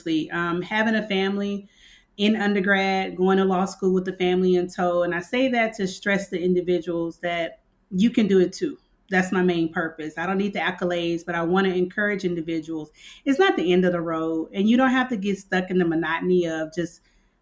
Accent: Louisiana, United States; moved away as an adult; now in Nigeria; I'm from the Deep South. Look, you may hear Louisiana

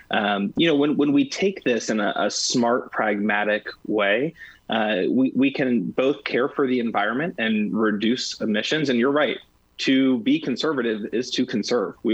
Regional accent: United States; one of the, the, the, greatest things about being an American is our ability to innovate

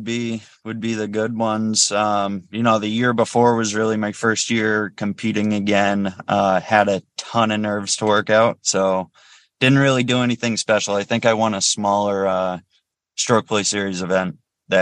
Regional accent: Weare, New Hampshire, United States; I grew up in Ware.

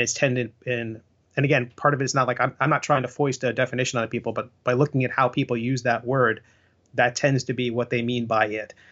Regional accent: Long Island, New York, United States; when I was growing up on Long Island

